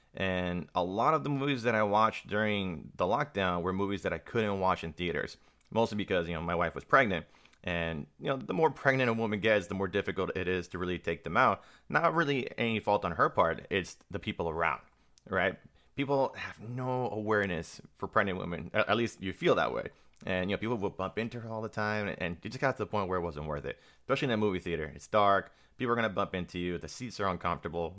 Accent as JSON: {"language": "English", "town": "Miami", "region": "Florida", "country": "United States", "said": "I'm from Miami"}